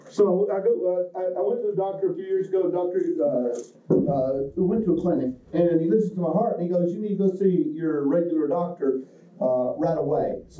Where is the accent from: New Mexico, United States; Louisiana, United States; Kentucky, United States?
Kentucky, United States; I come from Kentucky, so I think self is a noun all by itself.